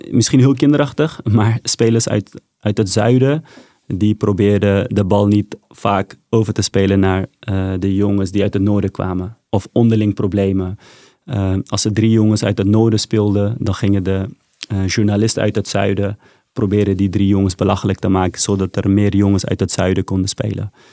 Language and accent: Dutch; Afghanistan; now in Netherlands; En ik zei meteen, ik kom uit Afghanistan. Maar waar uit Afghanistan? Ik zei, dat is niet belangrijk. Ik kom uit Afghanistan.